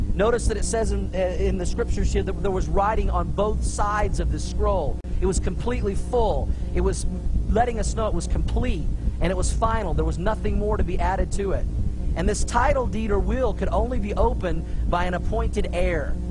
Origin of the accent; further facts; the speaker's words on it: Tulsa, Oklahoma, United States; I grew up in Tulsa, Oklahoma